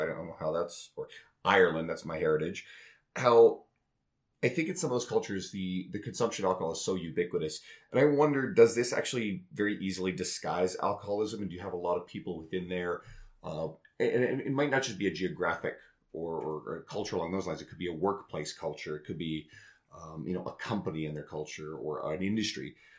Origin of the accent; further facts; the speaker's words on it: Newfoundland and Labrador, Canada; So I grew up in Newfoundland. For anyone who doesn't know, I don't really have the accent.